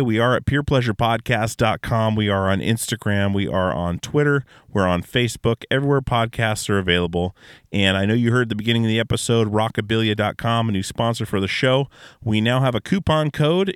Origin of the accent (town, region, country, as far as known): Alaska, United States; born or raised there